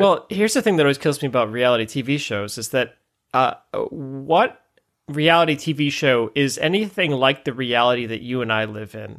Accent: Ann Arbor, Michigan, United States; I grew up just outside Ann Arbor

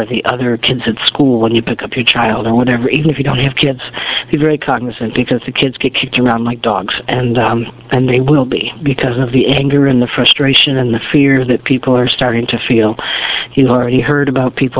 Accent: United States; as an American

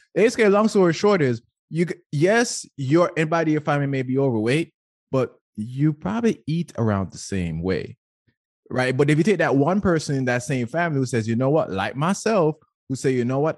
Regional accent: Jamaica; Growing up in Jamaica

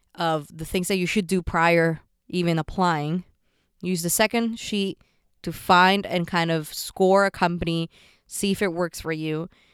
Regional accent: Puerto Rico; moved away; also born or lived in San Francisco / New York; I grew up in Puerto Rico

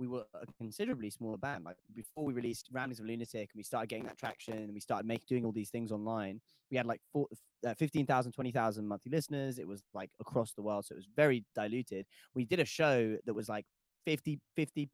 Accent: London, United Kingdom; born or raised there

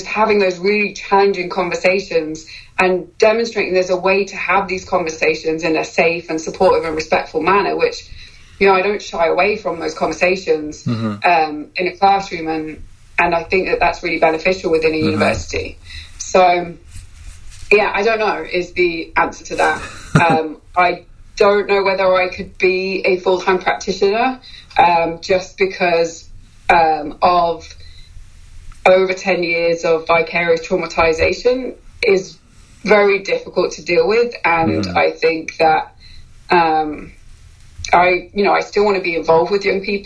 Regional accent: United Kingdom; moved away; I'm British

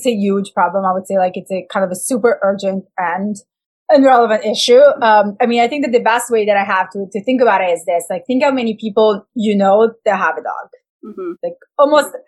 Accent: Italy; moved away; I'm from Italy.

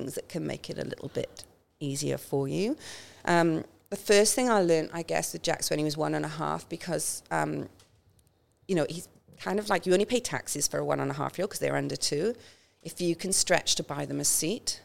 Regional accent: Welsh, Wales, United Kingdom; now in Australia; I'm Welsh

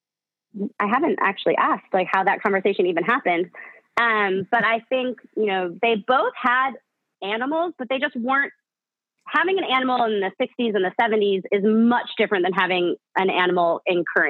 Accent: Chicago, Illinois, United States; I grew up in Chicago

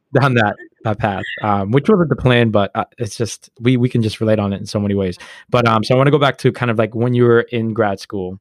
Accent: United States; we grew up black in America. Like, we were born in America.

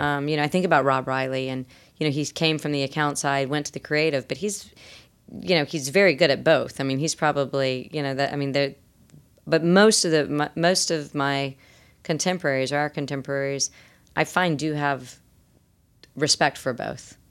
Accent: the Carolinas, United States; I'm also from Carolina.

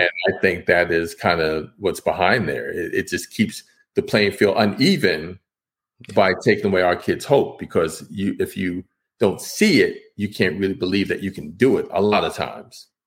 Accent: New York City, New York, United States; I grew up in New York City in Washington Heights. I was born in Harlem

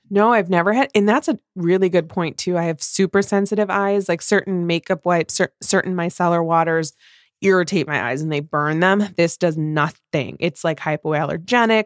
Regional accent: Midwest, United States

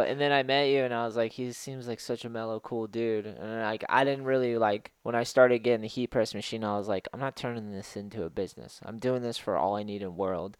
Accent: East Coast, United States; moved away; growing up on the East Coast

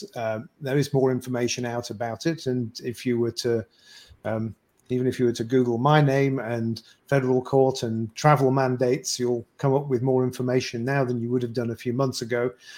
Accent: Canada; So said I'm a Canadian citizen who believes that the forcing people to do something against their will

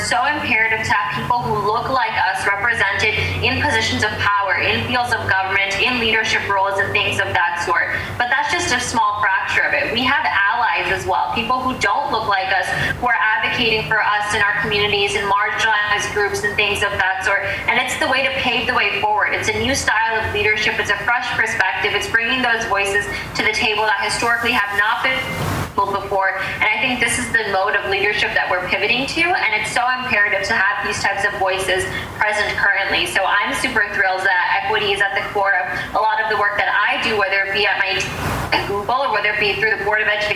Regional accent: Chicago, Illinois, United States; also born or lived in Skokie, Illinois; I was born and raised in Rogers Park, which is a north suburb within the city of Chicago, and moved to Skokie when I was 9 years old

